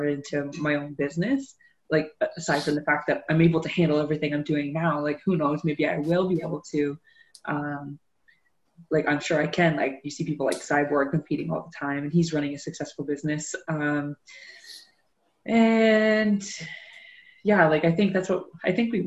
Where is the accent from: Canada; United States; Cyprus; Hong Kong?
Canada; Newcastle, Ontario; I grew up in Newcastle. That's part of Durham